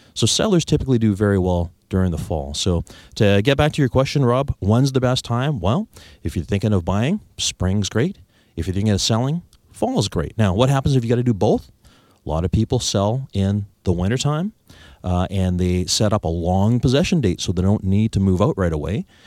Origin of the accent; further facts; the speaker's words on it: Victoria, British Columbia, Canada; I was born and raised here in Victoria.